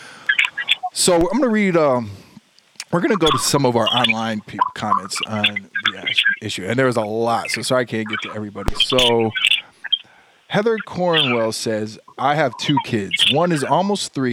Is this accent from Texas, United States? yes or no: yes; Texas, United States; I grew up in Texas.